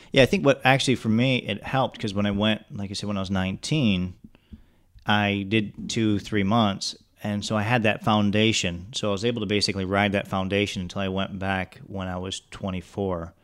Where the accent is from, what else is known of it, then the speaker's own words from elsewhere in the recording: Detroit, Michigan, United States; moved away as an adult; now in Pensacola, United States; I grew up in the Oakland County, Macomb County area, in and out of Detroit.